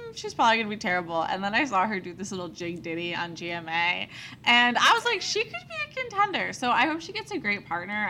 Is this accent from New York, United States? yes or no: yes; New York City, New York, United States; I'm from New York City